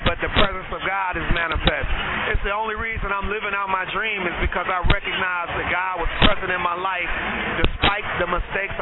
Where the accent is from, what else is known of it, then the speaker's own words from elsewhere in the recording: Chicago, Illinois, United States; moved away as an adult; now in Texas, United States; I'm from Chicago, but I've been living in Texas for 13 years